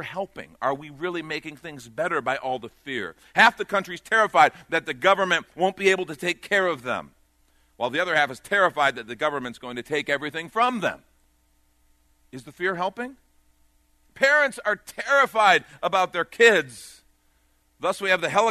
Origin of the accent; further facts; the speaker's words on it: outside of Chicago, Illinois, United States; I grew up on a farm training horses. We had pickup trucks. Our seats were in the back. I mean, seriously, and I grew up outside of Chicago